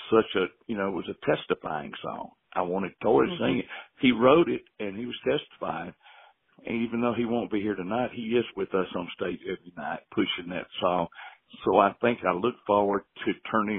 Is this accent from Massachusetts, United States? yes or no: no; Spartanburg, South Carolina, United States; we're from Spartanburg, South Carolina